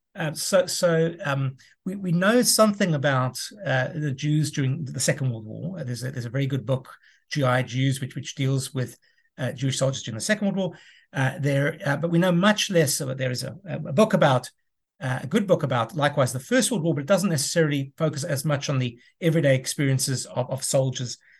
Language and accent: English; South Africa; moved away as an adult; also born or lived in United States; I'm originally from South Africa, returned to South Africa in, in twenty fifteen.